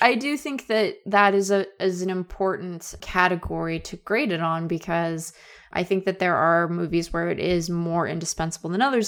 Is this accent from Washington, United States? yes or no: yes; Seattle, Washington, United States; growing up in Seattle, I had the idea that we were sort of accentless as a people